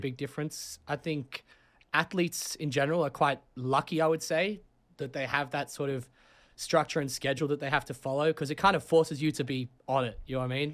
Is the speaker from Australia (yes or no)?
yes; Sydney, New South Wales, Australia; moved away as an adult; also born or lived in London, United Kingdom; now in New Haven, United States; I'm from Sydney, Australia, uh, born in London.